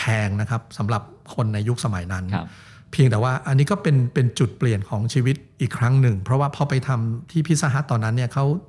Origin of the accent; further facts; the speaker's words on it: Bangkok, Thailand; also born or lived in Chiang Mai; ก็มาจากกรุงเทพ